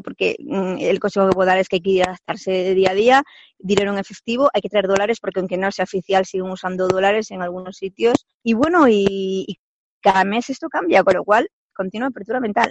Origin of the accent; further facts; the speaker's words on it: Spain; moved away as an adult; now in Victoria Falls, Zimbabwe; para mí como española